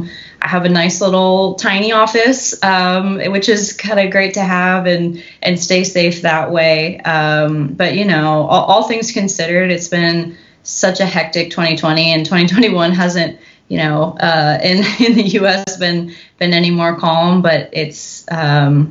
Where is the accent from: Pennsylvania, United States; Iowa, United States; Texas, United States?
Texas, United States; Katy; also born or lived in Minneapolis; now in Houston, United States; I'm a kid from Katy